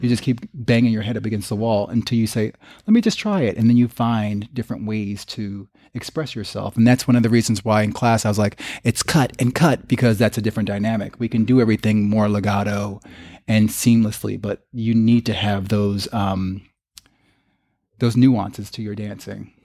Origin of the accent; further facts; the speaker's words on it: Long Branch, New Jersey, United States; growing up in Long Branch, New Jersey